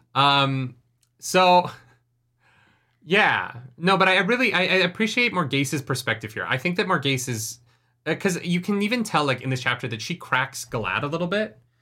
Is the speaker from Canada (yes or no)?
yes; Canada; moved away as an adult; also born or lived in United States; I've never really voted in Canada because I turned eighteen and moved to the States